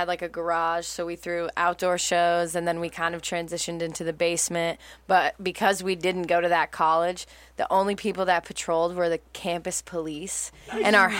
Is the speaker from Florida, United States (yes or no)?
no; Connecticut, United States; also born or lived in New York; Yeah, I moved from New York to Connecticut. Like back to Connecticut where we're from